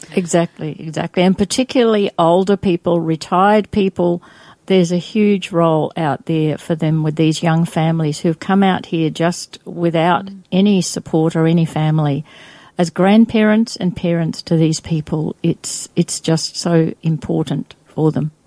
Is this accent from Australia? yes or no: yes; Adelaide, South Australia, Australia; moved away as an adult; now in Brisbane, Australia; I went back to Australia and I grew up in Adelaide.